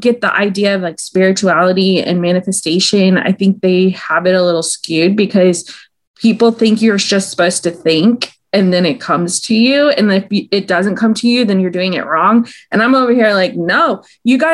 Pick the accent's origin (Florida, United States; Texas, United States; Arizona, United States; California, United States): Texas, United States; Austin; I'm from Austin, Texas. And I don't know if it's because I grew up in the South